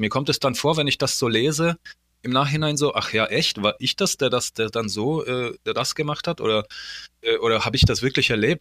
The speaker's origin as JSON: {"language": "German", "country": "Poland", "moved": "yes", "said": "wir kommen ja aus Polen"}